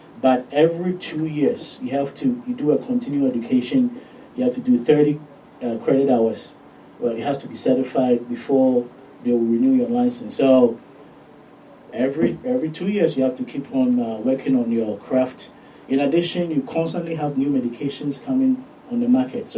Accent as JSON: {"language": "English", "country": "Ghana", "tie": "born or raised there", "moved": "as an adult", "lives_now": "United States", "said": "I'm originally from Ghana, born and raised. I moved to the States when I was 18."}